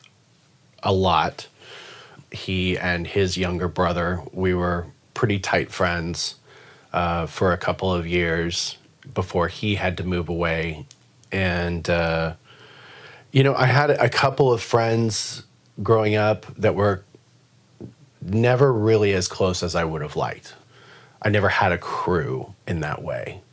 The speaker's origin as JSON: {"language": "English", "town": "San Diego", "region": "California", "country": "United States", "tie": "born or raised there", "moved": "yes", "said": "I grew up in San Diego. I was born and raised there."}